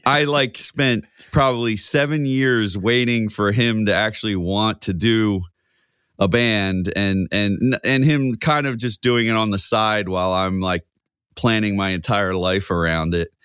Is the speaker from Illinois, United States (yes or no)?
no; Coatesville, Pennsylvania, United States; also born or lived in Philadelphia, Pennsylvania; now in West Chester, United States; I'm from Coatesville, P